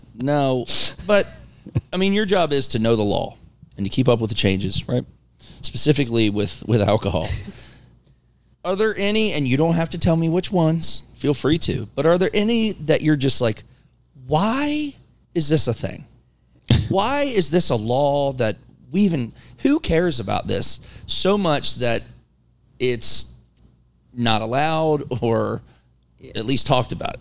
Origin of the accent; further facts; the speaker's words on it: Maryland, United States; also born or lived in Virginia / West Virginia; now in North Carolina, United States; I grew up in there in Maryland